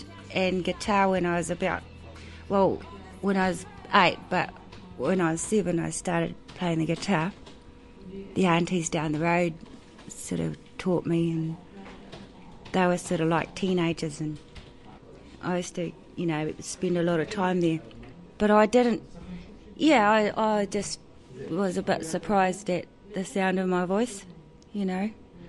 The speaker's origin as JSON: {"language": "English", "town": "Tauranga", "region": "Bay of Plenty", "country": "New Zealand", "said": "I'm from the Bay of Plenty, Pokatani in Tauranga, and I'm a muso."}